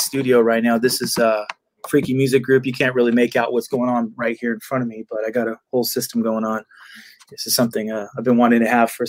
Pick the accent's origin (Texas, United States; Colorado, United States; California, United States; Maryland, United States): California, United States; San Jose; moved away as an adult; also born or lived in Sacramento, California; now in Elk Grove, United States; I'm actually originally from San Jose, born and raised in the Bay Area.